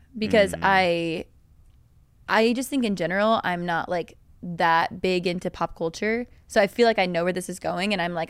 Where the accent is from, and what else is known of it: Virginia, United States